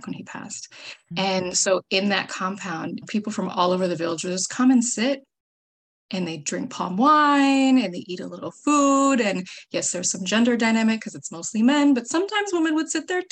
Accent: Minnesota, United States; moved away as an adult; also born or lived in New York; I'm originally from Minnesota

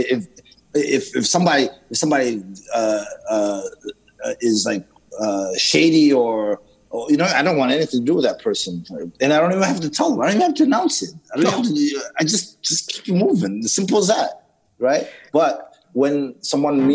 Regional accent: Zimbabwe; when I grew up in Zimbabwe

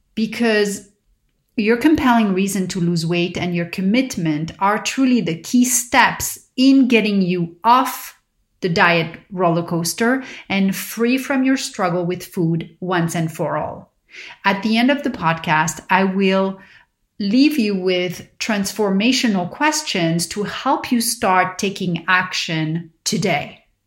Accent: Paris, Île-de-France, France; growing up in Paris

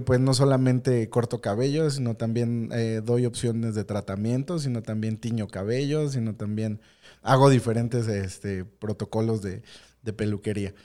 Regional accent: Mexico; nuestra identidad como mexicanos

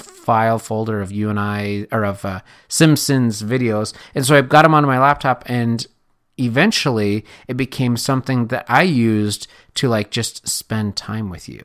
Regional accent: Correctionville, Iowa, United States; moved away; growing up in Correctionville, Iowa

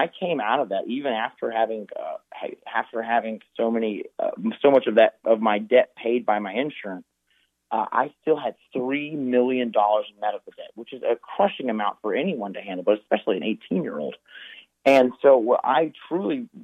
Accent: North Carolina, United States; North Carolina, for example, my home state

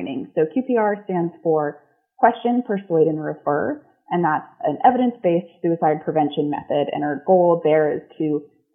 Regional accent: New Hampshire, United States; moved away; also born or lived in Oregon / Washington; I'm originally from New England, mostly grew up in New Hampshire

